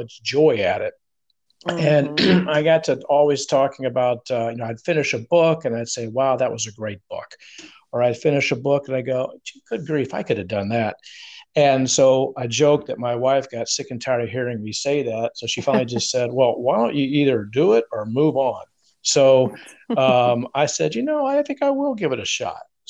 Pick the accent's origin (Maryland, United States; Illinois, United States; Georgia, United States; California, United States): Georgia, United States; Atlanta; moved away as an adult; also born or lived in Phoenix, Arizona; now in Charleston, United States; I was born and raised in the South in Atlanta, Georgia